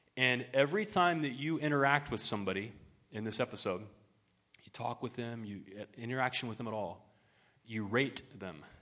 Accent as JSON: {"language": "English", "region": "Ohio", "country": "United States", "tie": "born or raised there", "moved": "yes", "said": "my hometown back in Ohio"}